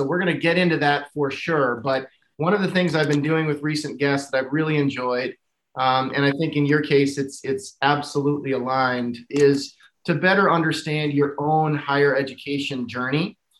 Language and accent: English; just north of Grinnell, Iowa, United States; Having grown up just north of Grinnell